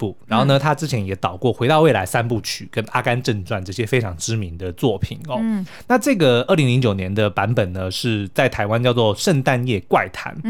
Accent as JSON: {"language": "Chinese", "country": "Canada", "said": "哎，这两个都是我们加拿大人的骄傲。"}